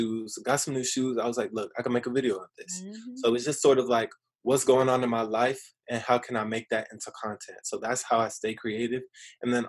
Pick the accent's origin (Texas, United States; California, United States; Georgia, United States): California, United States; Riverside; growing up in Riverside